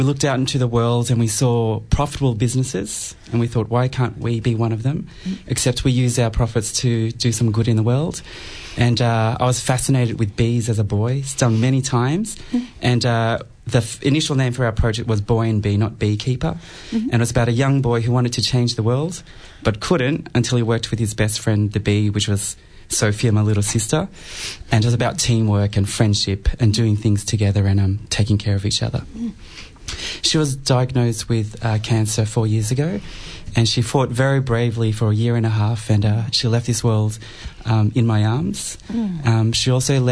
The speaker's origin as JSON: {"language": "English", "country": "Cambodia", "tie": "born or raised there", "moved": "yes", "lives_now": "Melbourne, Australia", "said": "I was born in Cambodia"}